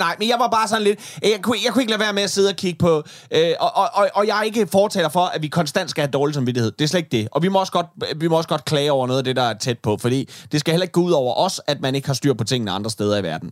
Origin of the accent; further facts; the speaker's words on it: Denmark; jeg som dansker